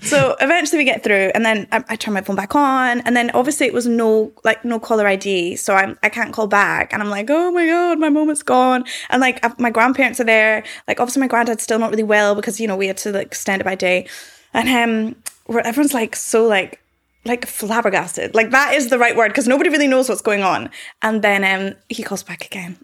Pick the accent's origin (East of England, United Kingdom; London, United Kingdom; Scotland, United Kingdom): Scotland, United Kingdom